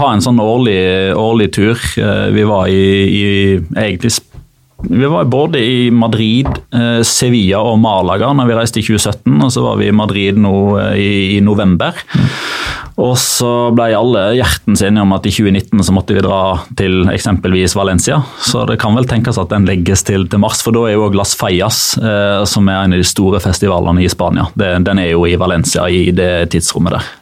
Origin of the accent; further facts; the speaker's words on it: Norway; fordi jeg er norsk.